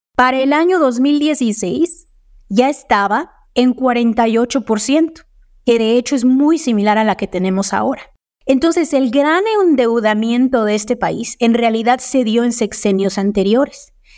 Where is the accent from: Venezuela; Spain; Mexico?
Mexico; somos el país